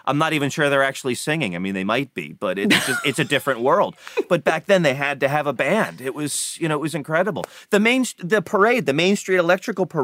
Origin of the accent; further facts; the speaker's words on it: Florida, United States; I grew up in Florida